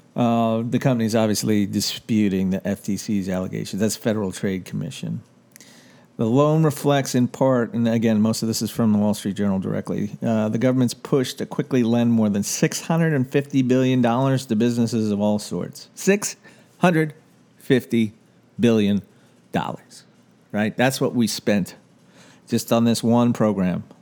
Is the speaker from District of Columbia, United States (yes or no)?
yes; Washington, District of Columbia, United States; moved away as an adult; I grew up in Washington, D C. I lived there for the first eighteen years of my life